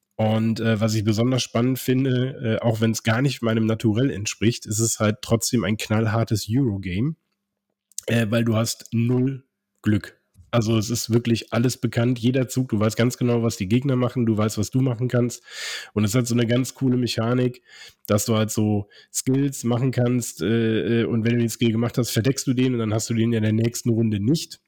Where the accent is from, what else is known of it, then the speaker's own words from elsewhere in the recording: Cologne, North Rhine-Westphalia, Germany; moved away; in meine Heimat, ins äh, die schönste Stadt Deutschlands, äh, ins wunderschöne Köln.